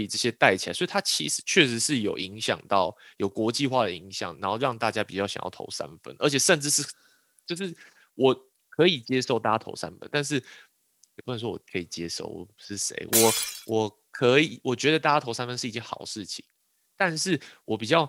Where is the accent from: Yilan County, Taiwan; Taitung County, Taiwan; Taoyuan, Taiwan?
Yilan County, Taiwan; 比如说我宜兰人，宜兰要打四四的哦